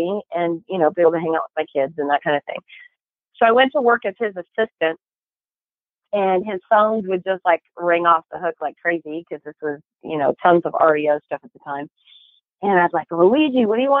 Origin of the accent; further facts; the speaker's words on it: Chico, California, United States; also born or lived in Paradise, California; now in Sacramento area, United States; I grew up in Chico